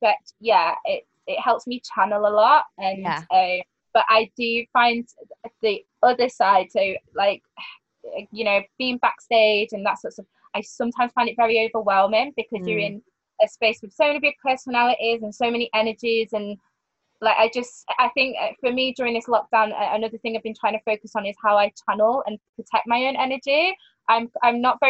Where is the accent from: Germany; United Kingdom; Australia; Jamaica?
United Kingdom; Manchester, North West England; Manchester, at my hometown